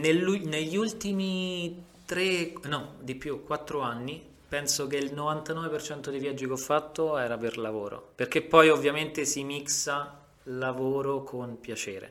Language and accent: Italian; Rome, Lazio, Italy; tranne me che sono romano